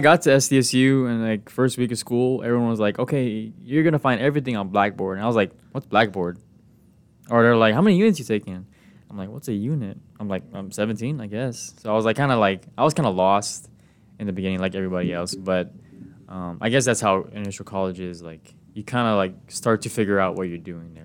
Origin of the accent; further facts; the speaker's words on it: Guam; moved away as an adult; now in San Diego, United States; my hometown is, um, Guam.